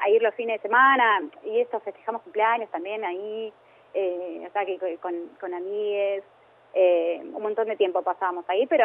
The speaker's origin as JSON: {"language": "Spanish", "town": "Avellaneda", "region": "Buenos Aires Province", "country": "Argentina", "said": "Eh, así que, no, no, somos de Avellaneda."}